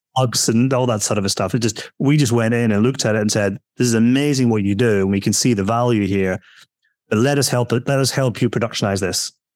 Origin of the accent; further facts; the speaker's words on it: Scotland, United Kingdom; moved away; we're building a house at the moment in Scotland, uh, where I'm from, being told my accent